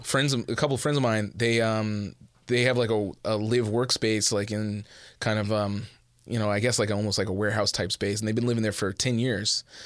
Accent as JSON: {"language": "English", "town": "Edmonton", "region": "Alberta", "country": "Canada", "tie": "born or raised there", "also_born_or_lived": "Montreal", "moved": "as an adult", "lives_now": "Toronto, Canada", "said": "I am originally from Edmonton"}